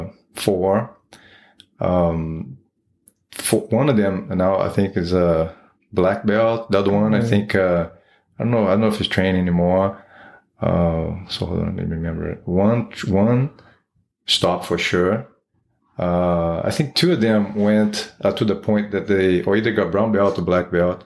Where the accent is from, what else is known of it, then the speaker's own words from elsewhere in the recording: Rio de Janeiro, Brazil; English is a second language; moved away as an adult; now in United States; I was born in Rio de Janeiro, Brazil. Raised over there, and I moved here to the United States when I was 26.